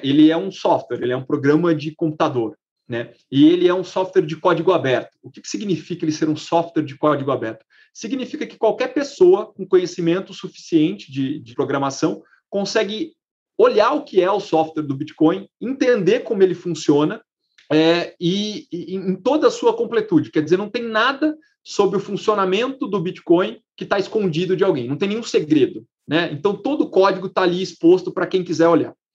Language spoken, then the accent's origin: Portuguese; Brazil; como brasileiro